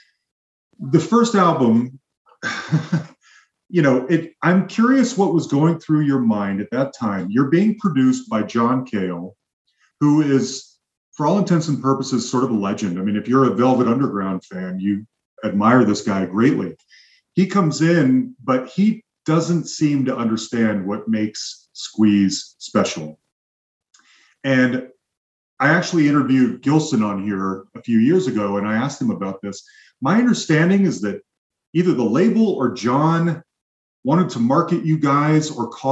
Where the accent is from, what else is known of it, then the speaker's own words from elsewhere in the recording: Salt Lake City, Utah, United States; moved away; And I'm originally from Salt Lake City, Utah